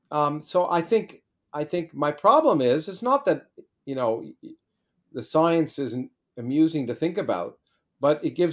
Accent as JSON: {"language": "English", "country": "Canada", "tie": "born or raised there", "said": "I grew up in Canada, it was the Canadian Undergraduate Physics Association."}